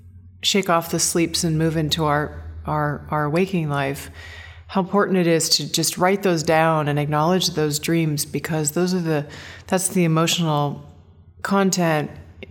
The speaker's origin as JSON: {"language": "English", "town": "Seaside", "region": "Oregon", "country": "United States", "tie": "born or raised there", "said": "Well, I was born in the Northwest, Seaside, Oregon."}